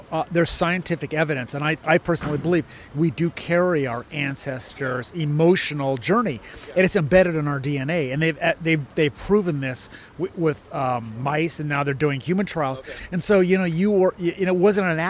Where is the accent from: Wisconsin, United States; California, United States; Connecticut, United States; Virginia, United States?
California, United States; Pasadena; I grew up in Pasadena